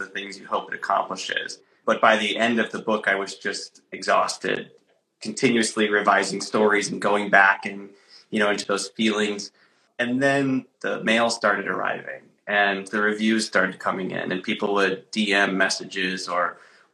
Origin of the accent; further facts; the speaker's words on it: Traverse City, Michigan, United States; moved away; It's also my home state. So I'm in my hometown of Traverse City, Michigan right now.